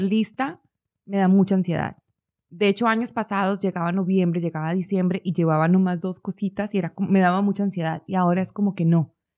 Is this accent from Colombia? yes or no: yes; Pereira, Risaralda, Colombia; now in United States; Yo soy de una ciudad que se llama Pereira, Pereira, es una ciudad que está en el eje cafetero